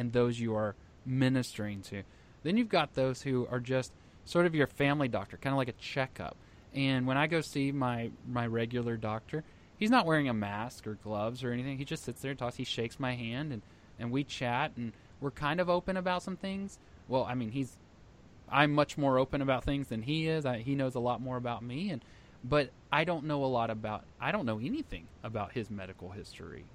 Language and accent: English; Texas, United States; I'm from Texas